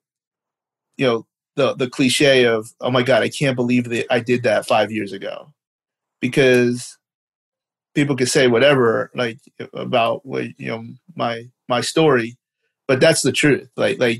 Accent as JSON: {"language": "English", "country": "Canada", "accent": "Canadian", "said": "my Canadian accent"}